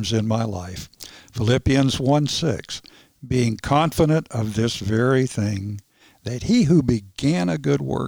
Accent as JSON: {"language": "English", "town": "Fort Lauderdale", "region": "Florida", "country": "United States", "tie": "born or raised there", "also_born_or_lived": "Bristol, Tennessee/Virginia", "said": "most of my growing up years were down in Fort Lauderdale"}